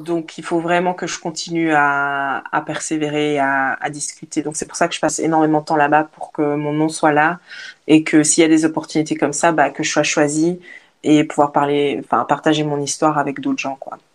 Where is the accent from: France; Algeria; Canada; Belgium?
Belgium; Liège, Wallonia; moved away as an adult; also born or lived in Africa / Portugal / Australia; now in Spain; je suis née en Afrique, mais j'ai vécu en Belgique et puis maintenant je voyage